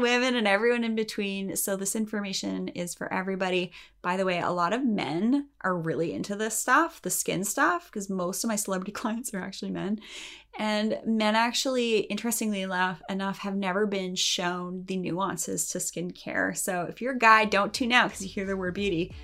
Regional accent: Canada; I'm Canadian, and in Canada, we are a little bit more conservative

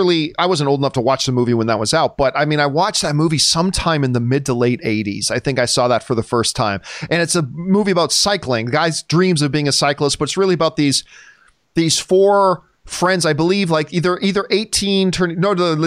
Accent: Indianapolis, Indiana, United States; Especially growing up in Indianapolis, not far from Bloomington.

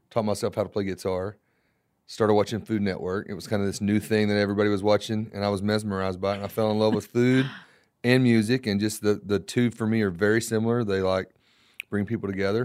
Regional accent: Florida, United States; I was born in Florida

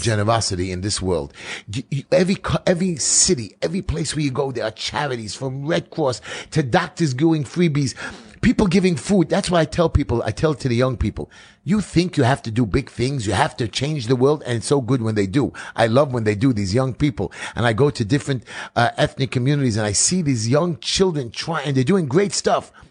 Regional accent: New York City, New York, United States; I'm from New York City

